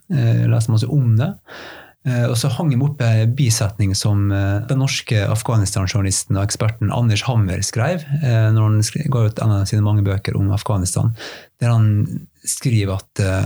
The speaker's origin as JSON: {"language": "Norwegian", "town": "Fræna", "region": "Møre og Romsdal", "country": "Norway", "said": "Fræna kommunen der jeg kommer fra"}